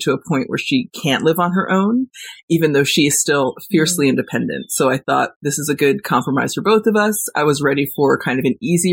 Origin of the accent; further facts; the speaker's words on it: Warwick, New York, United States; moved away as an adult; also born or lived in Los Angeles; I moved back to New York, back to my hometown in Warwick